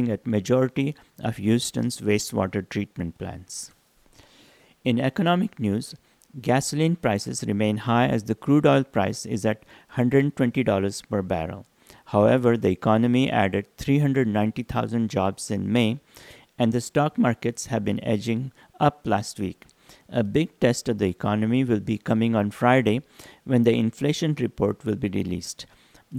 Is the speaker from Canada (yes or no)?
no; India; moved away; growing up in India